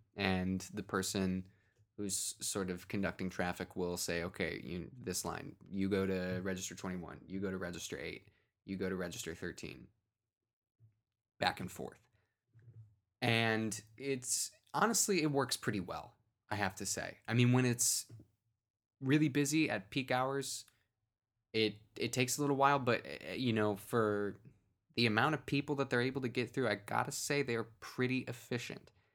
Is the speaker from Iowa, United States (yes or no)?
no; Cleveland, Ohio, United States; I grew up in the, the east, far-flung eastern suburbs of, of Cleveland